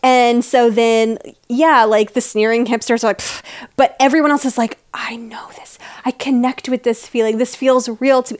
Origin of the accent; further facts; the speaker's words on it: Tennessee, United States; moved away as an adult; also born or lived in Indiana; I grew up in Tennessee